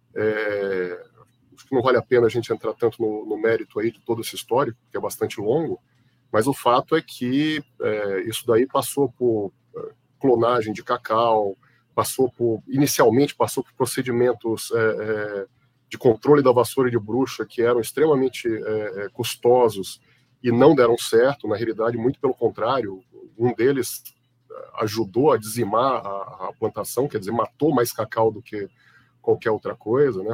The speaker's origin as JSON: {"language": "Portuguese", "town": "Itabuna", "region": "Bahia", "country": "Brazil", "tie": "born or raised there", "also_born_or_lived": "Belo Horizonte, Minas Gerais / Salvador, Bahia / São Carlos, São Paulo", "moved": "as an adult", "lives_now": "São Paulo, Brazil", "said": "Eu fui criado na Bahia, em Itabuna, depois em Salvador"}